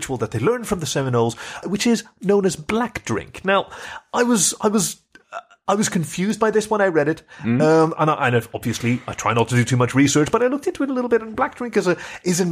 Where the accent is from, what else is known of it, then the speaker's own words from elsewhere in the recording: Netherlands; We are from the Netherlands